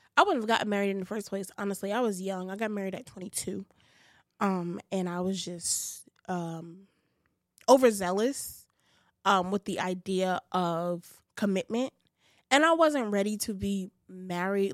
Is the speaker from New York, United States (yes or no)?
yes; New York City, New York, United States; I'm from Bed Stuy